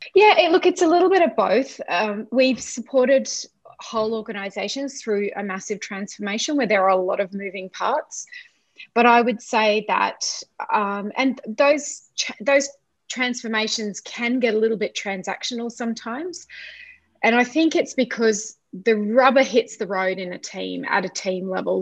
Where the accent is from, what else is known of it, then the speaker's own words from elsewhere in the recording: Brisbane, Queensland, Australia; also born or lived in Ipswich, Queensland; I was born in Brisbane and yeah. have lived in Brisbane uh, and now Ipswich in Queensland. Mm-hmm. pretty much all of my life.